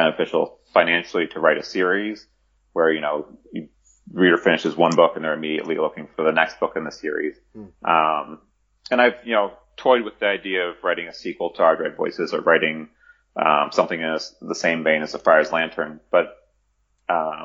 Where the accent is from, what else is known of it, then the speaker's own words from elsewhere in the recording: Chicago, Illinois, United States; my hometown of Chicago